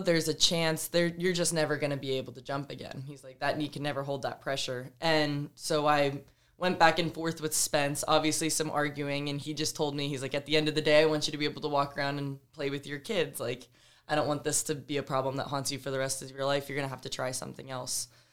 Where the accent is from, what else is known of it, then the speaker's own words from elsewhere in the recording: Georgia, United States; moved away as an adult; also born or lived in State College, Pennsylvania; growing up in Georgia